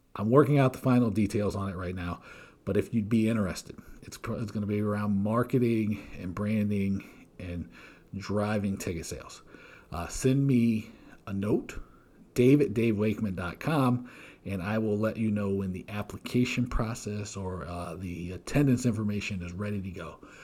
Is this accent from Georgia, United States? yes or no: yes; Georgia, United States; I grew up in Georgia